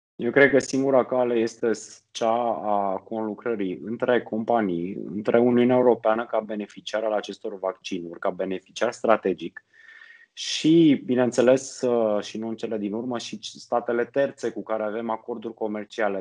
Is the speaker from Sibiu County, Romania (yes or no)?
yes; Sibiu, Sibiu County, Romania; moved away; Eu sunt sibian de loc